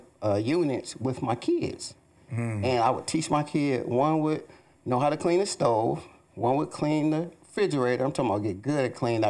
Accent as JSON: {"language": "English", "town": "Detroit", "region": "Michigan", "country": "United States", "tie": "born or raised there", "moved": "yes", "lives_now": "Columbus, United States", "said": "I'm from Columbus, Ohio, but I'm originally from Detroit, Michigan. Man, I grew up in the D."}